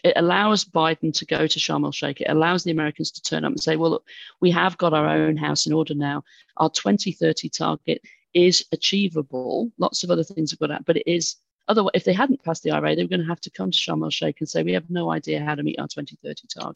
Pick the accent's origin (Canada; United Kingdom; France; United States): United Kingdom; from my accent, I'm, I'm British